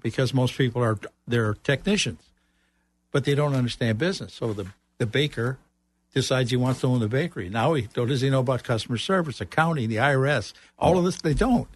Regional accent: Chicago, Illinois, United States; moved away as an adult; also born or lived in Central Florida; now in Florida, United States; I'm originally from Chicago

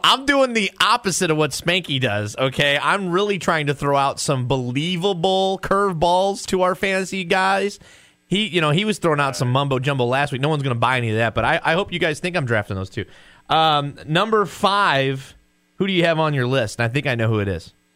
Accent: St. Louis, Missouri, United States; we're all from St. Louis

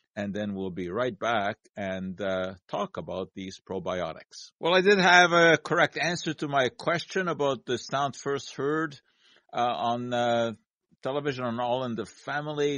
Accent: Montreal, Quebec, Canada; growing up in Montreal

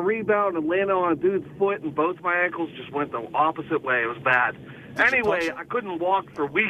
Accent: Pittsburgh, Pennsylvania, United States; and I'm a diehard Steeler fan. I'm from Pittsburgh.

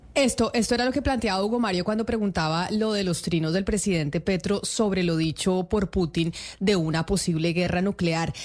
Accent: Colombia; nosotros en Colombia

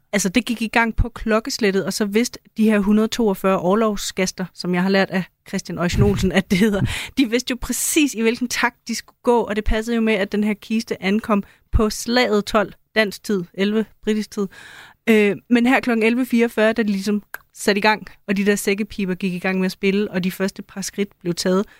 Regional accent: Denmark; som en dansker

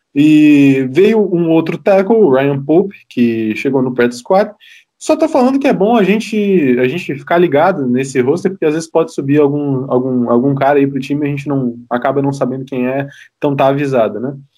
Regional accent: Florianópolis, Santa Catarina, Brazil; eu sou de, de, é, de Floripa

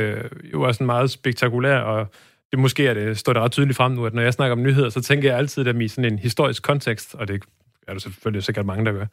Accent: Birkelse, North Denmark Region, Denmark; now in Aarhus, Denmark; jeg kommer fra en meget lille by, der hedder Birkelse, som ja. ligger midt imellem øh, Aalborg og Blokhus

